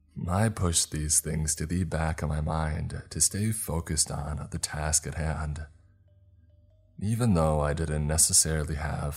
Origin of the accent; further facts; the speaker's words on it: South East England, United Kingdom; Growing up in Kent, Attenborough, and documentaries were the closest that I could get to the African savannas